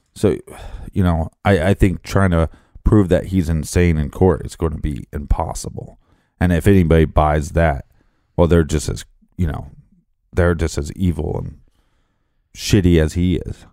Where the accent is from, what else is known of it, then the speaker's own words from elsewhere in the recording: Richmond, Midwest, United States; moved away; I was from Richmond, forty thousand people